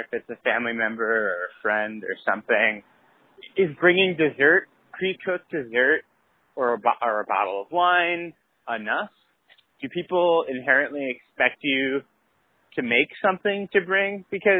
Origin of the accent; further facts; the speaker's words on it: Queens, New York, United States; I'm from Ridgewood, Queens.